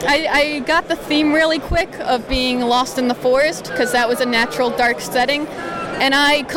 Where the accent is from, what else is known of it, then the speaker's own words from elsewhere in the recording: Long Island, New York, United States; I'm from Long Island, New York.